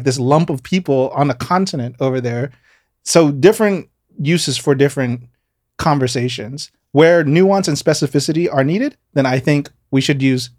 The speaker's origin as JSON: {"language": "English", "town": "San Diego", "region": "California", "country": "United States", "tie": "born or raised there", "moved": "yes", "lives_now": "New York, United States", "said": "the T is I grew up in San Diego, part of my life as well. So I do kind of speak Spanish."}